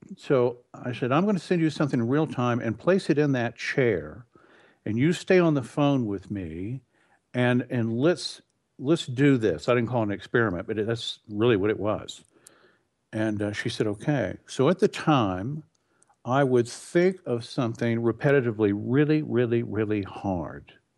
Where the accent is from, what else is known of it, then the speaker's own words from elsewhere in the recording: Texas, United States; moved away as an adult; also born or lived in California; I grew up in Texas. I had, uh, moved to California.